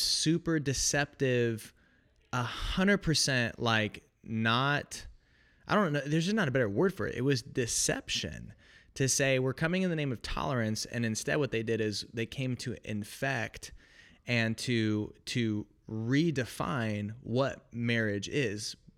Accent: Oregon, United States; moved away as an adult; also born or lived in Illinois; I grew up in Oregon, went to college, uh, in Illinois

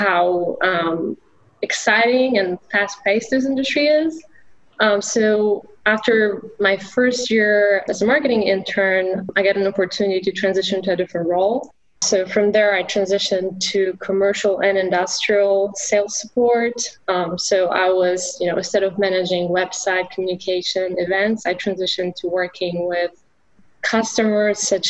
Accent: Poland; English is a second language; moved away as an adult; now in United States; I grew up in Poland, so I was studying English

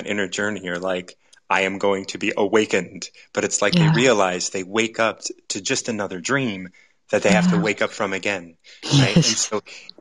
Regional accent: United States; I grew up in the United States

